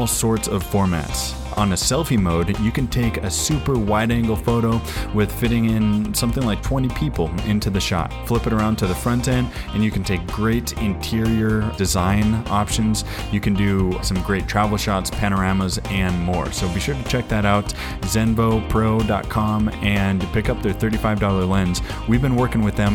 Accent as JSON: {"language": "English", "town": "Edmonds", "region": "Washington", "country": "United States", "said": "so I always say I'm from Seattle, but as you remember, I'm actually living in from Edmonds, you know, just a suburb just 20 minutes away."}